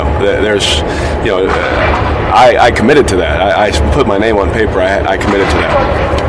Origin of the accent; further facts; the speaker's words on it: Fresno, California, United States; I'm from Fresno, California, you know, born in Fresno.